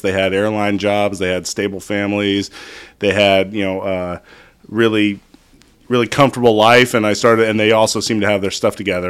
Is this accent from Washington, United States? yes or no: no; Northern California, United States; I grew up in Northern California